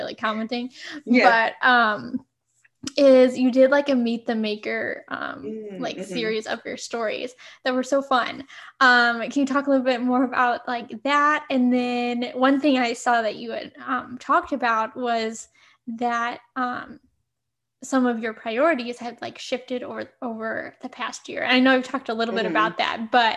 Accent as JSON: {"language": "English", "town": "St. Louis", "region": "Missouri", "country": "United States", "said": "I'm from St. Louis"}